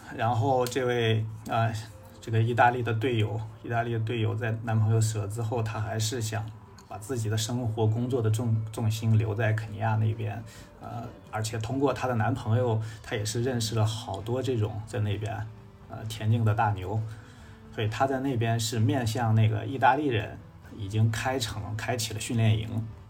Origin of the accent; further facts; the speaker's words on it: northern China, China; 我是北方人